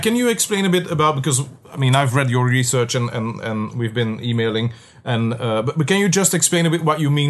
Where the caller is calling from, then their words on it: Belgium; for us Europeans, I mean, in Europe, I'm calling you from Belgium.